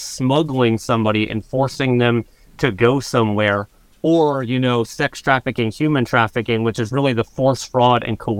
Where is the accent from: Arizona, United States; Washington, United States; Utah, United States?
Arizona, United States; Scottsdale; I grew up, yeah, go Huskies. I grew up in North Scottsdale.